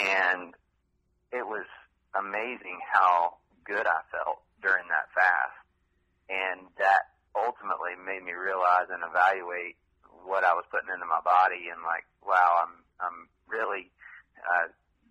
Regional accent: Vidor, Texas, United States; moved away as an adult; also born or lived in Tennessee / South Florida / Dallas, Texas; now in Austin, United States; Vidor is where I grew up.

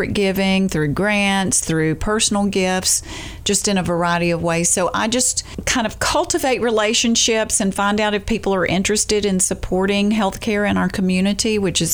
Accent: Jacksonville, Alabama, United States; also born or lived in Montgomery, Alabama; now in Dothan, United States; I moved here from Jacksonville, Alabama. I had been there for a short while. That was actually my hometown

